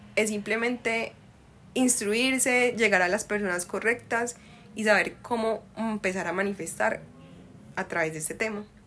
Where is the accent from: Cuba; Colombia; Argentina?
Colombia; Medellín, Antioquia; accent: paisa; also born or lived in Cali; desde los cuatro años me vine para Medellín, soy más paisa, pero la sangre es de allá